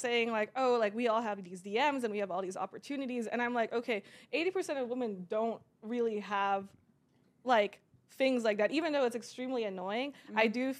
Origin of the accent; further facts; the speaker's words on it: Kuwait; I was born in Kuwait.